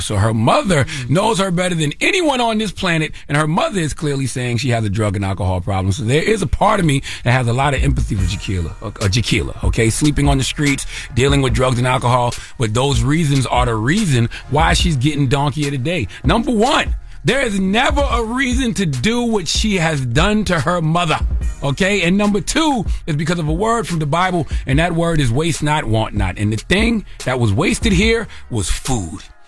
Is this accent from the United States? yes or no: yes; the Low Country, South Carolina, United States; I'm from South Carolina, the Low Country, eight four three.